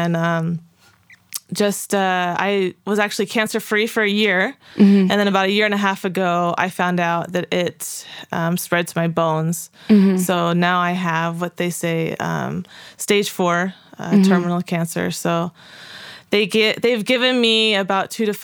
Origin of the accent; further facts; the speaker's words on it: California, United States; moved away as an adult; now in Utah, United States; I'm a Californian.